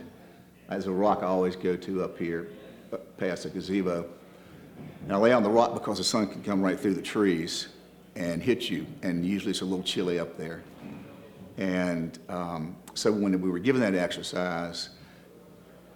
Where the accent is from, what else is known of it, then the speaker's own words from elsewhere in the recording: Roanoke, Virginia, United States; I'm from Roanoke, so we like to hunt and fish and all that up here.